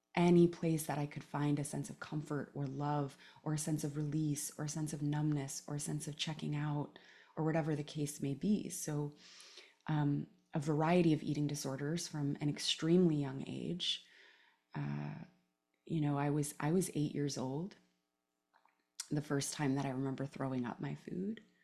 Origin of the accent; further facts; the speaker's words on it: Palo Alto, California, United States; also born or lived in Oakland; I grew up in, uh, Palo Alto mostly. I was born actually in Oakland and lived there for the first few years of my life, but grew up in Palo Alto in the nineties